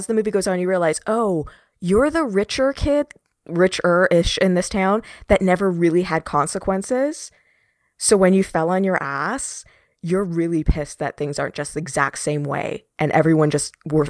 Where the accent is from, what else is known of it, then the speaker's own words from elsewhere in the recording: Canada; This is the epitome of, well, for me growing up in Canada, we have something called the Canadian content law, where 70% of all broadcast needs to be Canadian.